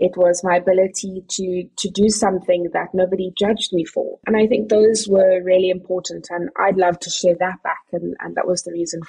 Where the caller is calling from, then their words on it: Cape Agulhas, Western Cape, South Africa; I'm dialing in from South Africa, from actually a really little town called Cape Agulhas, which is the southernmost tip of Africa.